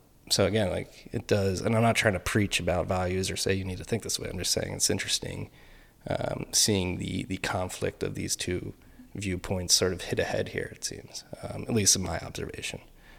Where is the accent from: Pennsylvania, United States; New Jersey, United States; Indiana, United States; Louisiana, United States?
Pennsylvania, United States; Philadelphia; accent: Philly; That's my Philly accent.